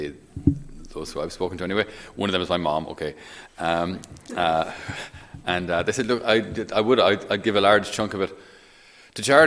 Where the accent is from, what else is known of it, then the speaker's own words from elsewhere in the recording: Ireland; I didn't choose to grow up in Ireland